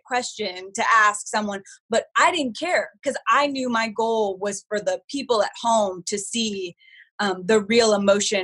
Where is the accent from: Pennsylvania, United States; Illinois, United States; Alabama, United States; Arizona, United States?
Arizona, United States; Phoenix; I grew up in Phoenix in the heyday of the Suns